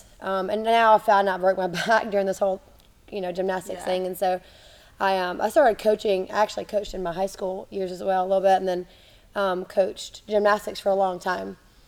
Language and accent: English; Germany; So I grew up in Germany. My parents were missionaries, so I moved there when I was 7.